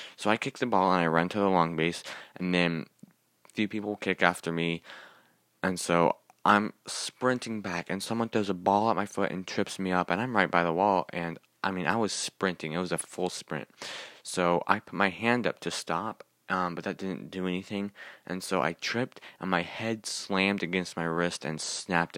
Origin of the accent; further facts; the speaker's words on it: Kansas City, Missouri, United States; I was born in Kansas City, Missouri